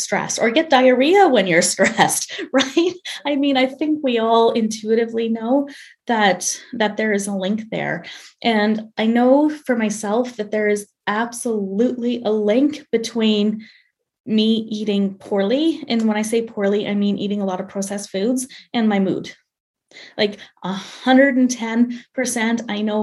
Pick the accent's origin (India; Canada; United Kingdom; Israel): Canada; I'm Canadian, but I'm studying for my boards in obesity medicine in the States